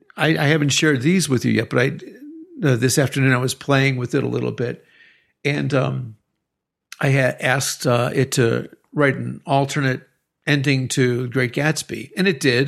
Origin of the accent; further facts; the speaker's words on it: Chicago, Illinois, United States; now in Querétaro, Mexico; I'm from Chicago